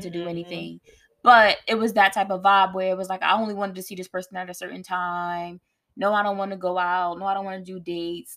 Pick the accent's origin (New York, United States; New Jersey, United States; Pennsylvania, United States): New Jersey, United States; moved away as an adult; I'm from Jersey. I want to go to a school closer to home